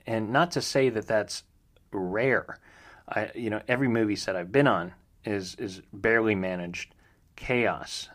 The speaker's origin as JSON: {"language": "English", "region": "Northeast Ohio", "country": "United States", "tie": "born or raised there", "said": "growing up in Northeast Ohio"}